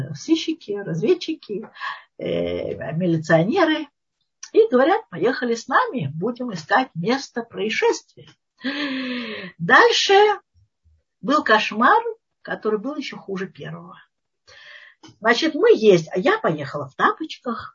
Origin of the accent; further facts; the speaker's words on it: Moscow, Russia; moved away as an adult; now in Israel; мы москвичи